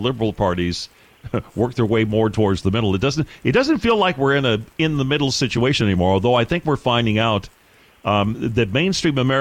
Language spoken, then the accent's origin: English; Michigan, United States; now in Texas, United States; I was born and raised in Michigan